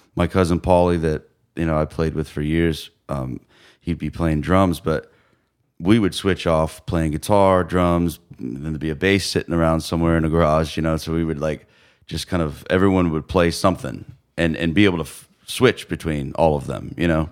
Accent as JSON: {"language": "English", "town": "Phoenix", "region": "Arizona", "country": "United States", "tie": "born or raised there", "also_born_or_lived": "San Diego", "moved": "as an adult", "lives_now": "Chattanooga, United States", "said": "I was born in, in Phoenix, and, uh, I moved to San Diego, um, when I was eleven"}